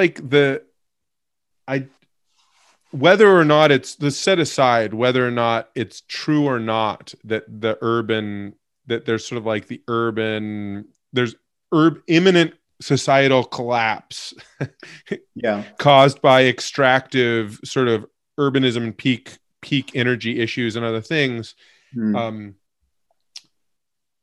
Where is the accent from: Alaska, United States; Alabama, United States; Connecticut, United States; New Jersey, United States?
Alaska, United States; now in Massachusetts, United States; I grew up in Alaska